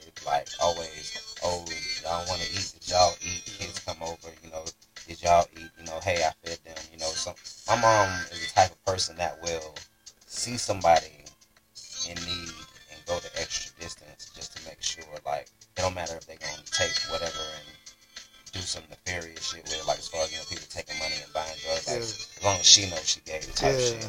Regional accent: United States; I grew up in a Jamaican household. I was born here in the States, but my family is Jamaican.

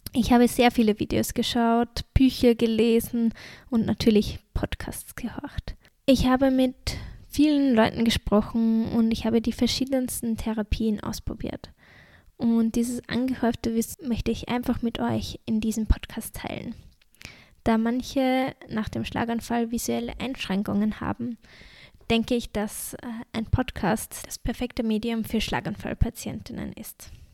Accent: Austria; accent: Austrian dialect; ich komme, wie man es wahrscheinlich auch an meinem Dialekt merkt, obwohl ich versuche, schön nach der Schrift zu reden, aus Österreich

